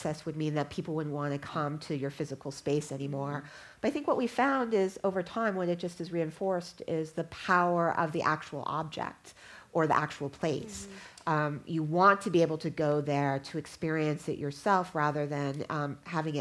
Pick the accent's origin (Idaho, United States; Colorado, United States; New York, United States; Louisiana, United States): Colorado, United States; Denver; when I was growing up in Denver